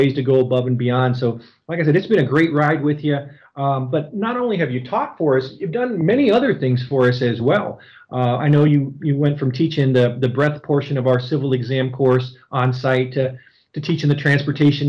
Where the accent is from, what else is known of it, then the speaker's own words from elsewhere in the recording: Ohio, United States; being from the Buckeye State